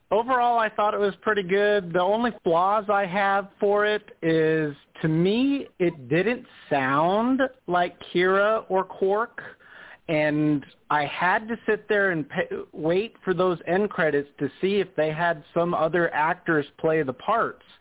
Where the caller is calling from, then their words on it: Las Vegas, Nevada, United States; from Vegas